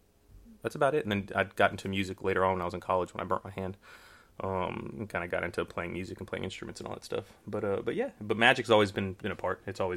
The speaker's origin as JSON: {"language": "English", "town": "Houston", "region": "Texas", "country": "United States", "tie": "born or raised there", "said": "Houston, Texas."}